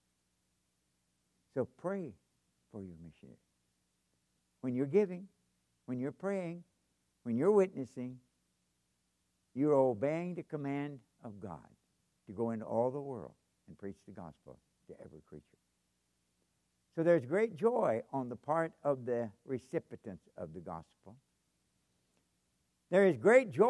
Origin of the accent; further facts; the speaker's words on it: Kentucky, United States; moved away as an adult; also born or lived in Japan; I'm from Kentucky